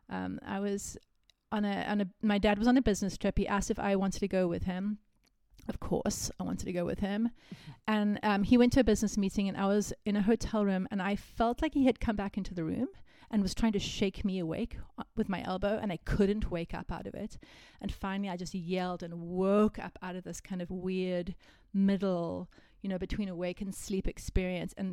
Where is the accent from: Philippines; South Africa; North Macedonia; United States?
South Africa; Cape Town, Western Cape; But I'm from Cape Town. So if you've been to Cape Town, then you know that.